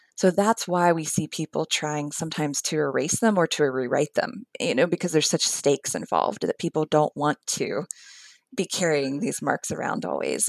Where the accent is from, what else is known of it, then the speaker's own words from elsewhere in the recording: West Virginia, United States; moved away as an adult; also born or lived in Philadelphia / New York City; now in Alabama, United States; I am from the Appalachian foothills of central West Virginia, although I have lived at various points in Philadelphia and New York City. And of course, now I live here in Alabama.